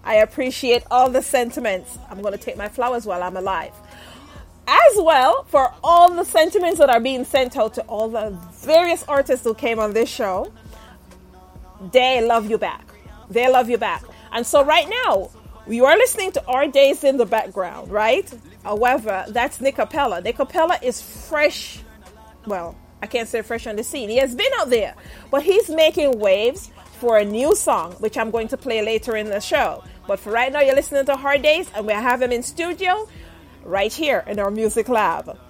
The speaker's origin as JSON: {"language": "English", "country": "Jamaica", "moved": "yes", "lives_now": "United States", "said": "I'm from Jamaica, had some very hard days. Not only in Jamaica, here in the U.S."}